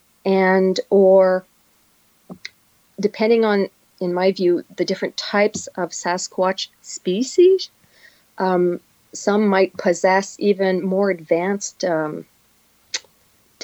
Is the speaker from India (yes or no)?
no; Northern Ontario, Canada; now in Quebec, Canada; I come from Northern Ontario. I spent my entire life in the bush